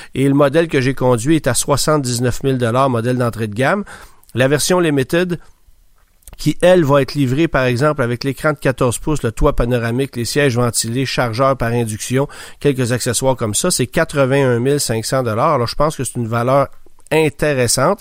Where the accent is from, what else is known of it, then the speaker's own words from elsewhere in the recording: Quebec, Canada; chez nous au Québec